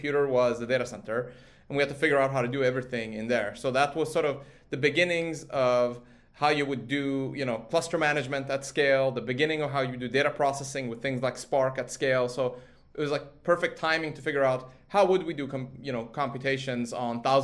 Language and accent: English; Sweden; moved away; I grew up in Sweden from a sort of age of four